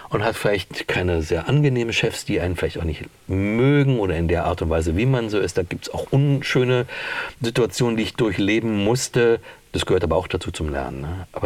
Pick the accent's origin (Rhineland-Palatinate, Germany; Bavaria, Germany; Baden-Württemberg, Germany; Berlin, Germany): Berlin, Germany; Aber es war so ein Genuss, die eine zu hören als Berlinerin